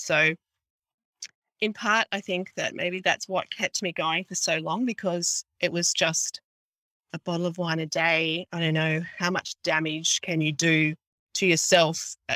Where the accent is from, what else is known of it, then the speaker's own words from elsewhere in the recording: Mid North Coast, New South Wales, Australia; I am an Aussie girl from the mid north coast in Australia, which is, I'd say, five, six hours drive from Sydney, in between Sydney and Brisbane.